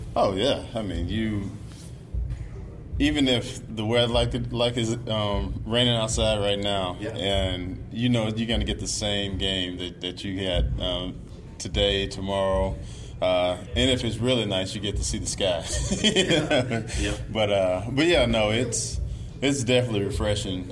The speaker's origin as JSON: {"language": "English", "region": "Mississippi", "country": "United States", "tie": "born or raised there", "said": "being in the South where I grew up, you know, I'm from Mississippi"}